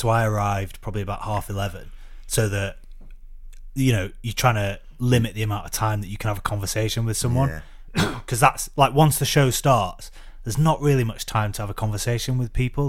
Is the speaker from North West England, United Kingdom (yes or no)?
yes; Preston, North West England, United Kingdom; now in London, United Kingdom; because I don't go back to Preston very much, so my accent's probably gone quite a lot.